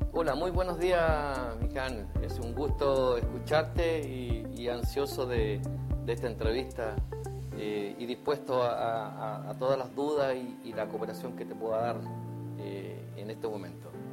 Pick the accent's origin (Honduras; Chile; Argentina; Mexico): Chile; el terremoto que tuvimos acá en Chile